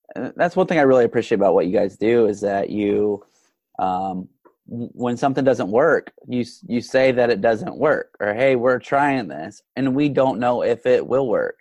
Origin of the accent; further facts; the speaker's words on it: United States; as an American